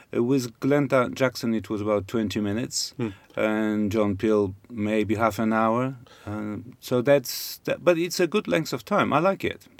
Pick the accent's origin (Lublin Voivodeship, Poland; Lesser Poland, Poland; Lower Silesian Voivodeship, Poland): Lesser Poland, Poland; Krakow; moved away as an adult; now in Cambridge, United Kingdom; I was born in Poland